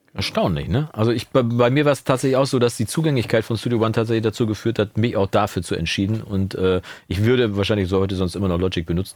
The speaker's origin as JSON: {"language": "German", "town": "Münster", "region": "North Rhine-Westphalia", "country": "Germany", "said": "bei uns in Münster"}